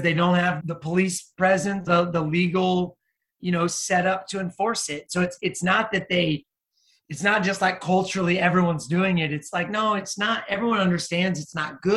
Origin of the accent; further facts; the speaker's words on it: United States; I'm an American